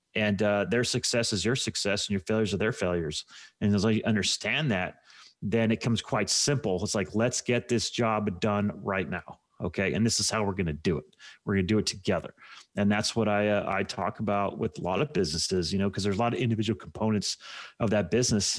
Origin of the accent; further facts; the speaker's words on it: United States; I'm an American